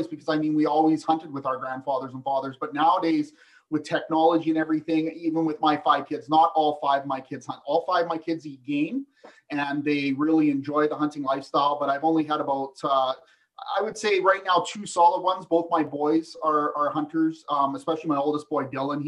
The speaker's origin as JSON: {"language": "English", "town": "Vernon", "region": "British Columbia", "country": "Canada", "tie": "born or raised there", "also_born_or_lived": "Ontario / Falkland, British Columbia", "said": "I'm a British Columbian. I was born and raised in Vernon, BC."}